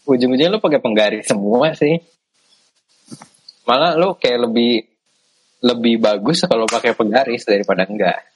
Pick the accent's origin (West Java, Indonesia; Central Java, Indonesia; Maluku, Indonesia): West Java, Indonesia; Bekasi; dan gue dulu impian sebagai anak Bekasi kayaknya gue harus kuliah merantau Jogja tuh udah udah dreamnya Bekasi banget ya.